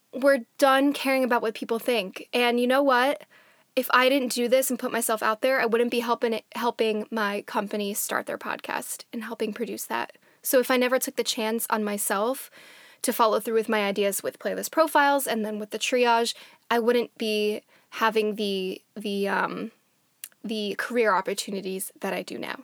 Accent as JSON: {"language": "English", "region": "New Jersey", "country": "United States", "moved": "yes", "lives_now": "Washington, D.C., United States", "said": "I am originally from New Jersey, which is on Lenape land"}